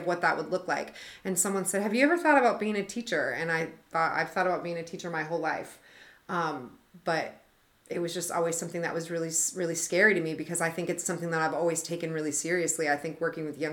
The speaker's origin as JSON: {"language": "English", "town": "Oskaloosa", "region": "Iowa", "country": "United States", "tie": "born or raised there", "lives_now": "Des Moines, United States", "said": "I grew up in Oskaloosa, Iowa, small town Iowa"}